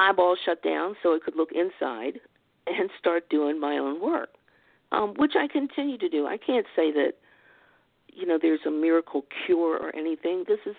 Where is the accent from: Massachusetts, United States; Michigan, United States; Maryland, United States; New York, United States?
Maryland, United States; Baltimore